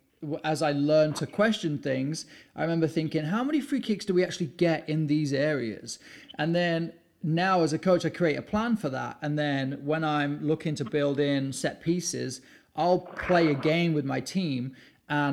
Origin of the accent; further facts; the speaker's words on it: England, United Kingdom; growing up in England